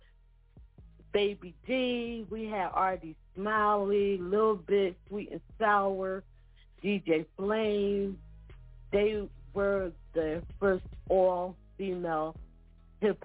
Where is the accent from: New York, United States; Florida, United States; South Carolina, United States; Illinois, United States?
New York, United States; New Rochelle; we're from New Rochelle. In New York